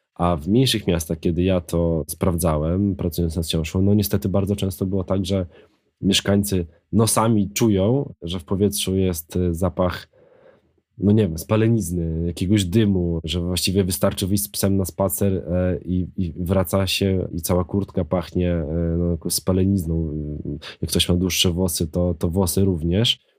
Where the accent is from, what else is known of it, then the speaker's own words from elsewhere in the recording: Krasnystaw, Lublin Voivodeship, Poland; moved away as an adult; now in Warsaw, Poland; Krasnystaw, który ma już teraz e, chyba 17 tysięcy, moje rodzinne miasto